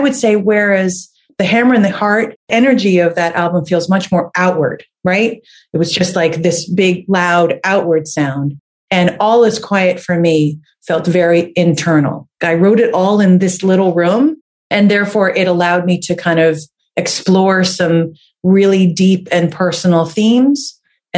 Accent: New Jersey, United States; now in Boston, United States; I'm from New Jersey and I lived in a house that I think was built in the 1800s or something like

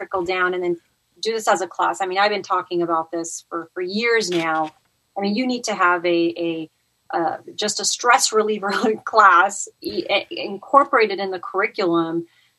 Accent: Monaco; born or raised there; moved away as an adult; also born or lived in France / Romania; now in Southern California, United States

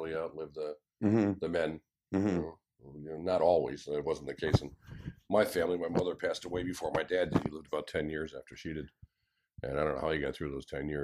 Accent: Chicago, Illinois, United States; also born or lived in West Side, Chicago; I grew up in Morgan Park or Beverly or Kennedy Park.

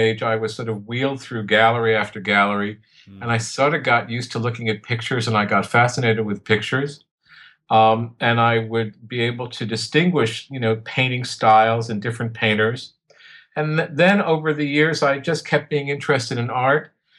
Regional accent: New York City, New York, United States; I was born and raised in New York City

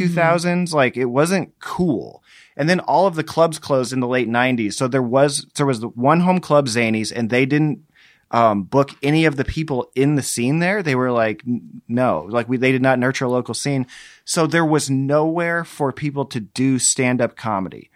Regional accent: Muscatine, Iowa, United States; I grew up in Muscatine

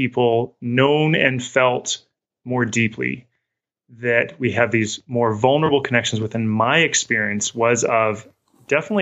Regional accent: Western Canada, Canada; moved away as an adult; also born or lived in New England / Midwest; now in Salt Lake City, United States; I grew up in Western Canada. I'd moved to New England. I'd moved to the Midwest, eventually ended up in Salt Lake City.

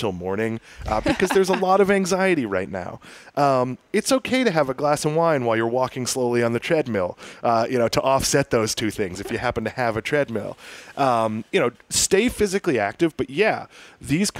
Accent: Swampscott, Massachusetts, United States; there are some places where I grew up in Swampscott, Massachusetts that I love

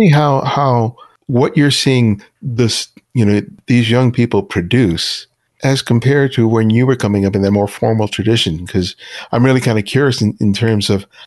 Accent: Los Angeles, California, United States; I grew up in South LA, you know, back in the day

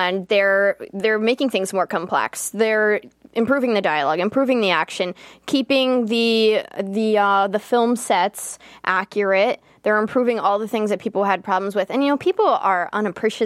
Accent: Pittsburgh, Pennsylvania, United States; I'm from Pittsburgh

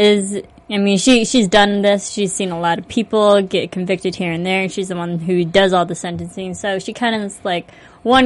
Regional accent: Midwest, United States; I grew up in the Midwest

